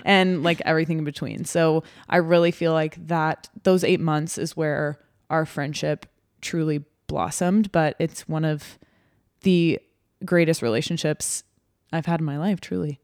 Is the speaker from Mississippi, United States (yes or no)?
no; Texas, United States; moved away as an adult; now in Nebraska, United States; I grew up in Texas. It's where I was born and raised, but have obviously lived in Nebraska for